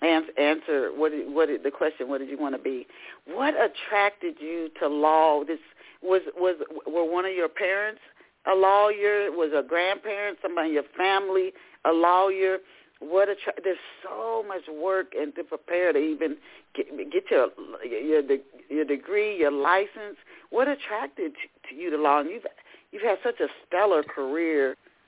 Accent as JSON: {"language": "English", "town": "Knoxville", "region": "Tennessee", "country": "United States", "tie": "born or raised there", "also_born_or_lived": "Dayton, United States", "said": "I can remember when I was a little girl because I was born in Dayton, Ohio, and lived in Knoxville, Tennessee, which is nothing like New York."}